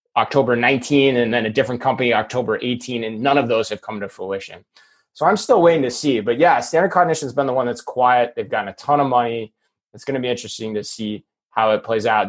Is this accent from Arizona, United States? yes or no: yes; Phoenix, Arizona, United States; my hometown of phoenix arizona